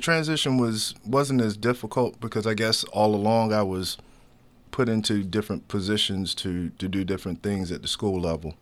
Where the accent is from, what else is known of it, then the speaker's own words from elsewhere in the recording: Chesapeake, Virginia, United States; moved away; also born or lived in Baltimore; I'm from Chesapeake, Virginia, which is right beside Norfolk and Virginia Beach